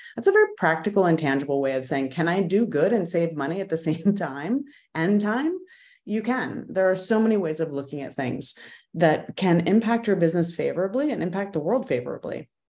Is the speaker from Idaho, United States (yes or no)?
yes; Idaho, United States; moved away as an adult; also born or lived in Arizona; now in Washington, D.C., United States; I grew up mostly in Idaho, bouncing from one small Western mountain town to another.